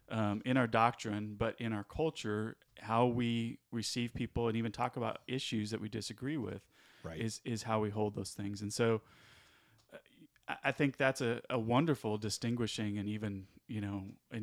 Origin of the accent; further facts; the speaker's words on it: California, United States; moved away as an adult; also born or lived in Midwest; now in Alabama, United States; coming from the Midwest and then really growing up in California.